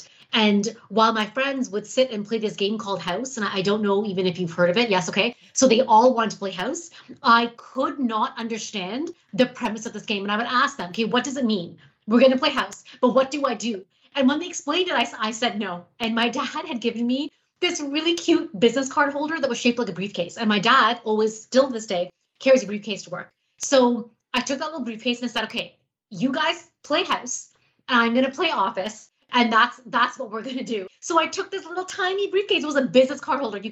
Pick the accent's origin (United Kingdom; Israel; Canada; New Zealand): Canada; Toronto, Ontario; born or raised there; also born or lived in North York, Toronto